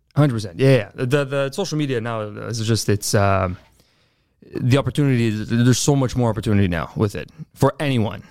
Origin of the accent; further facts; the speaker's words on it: Montreal, Quebec, Canada; also born or lived in Laval; I was born in Laval, but I grew up mainly in, uh, Montreal North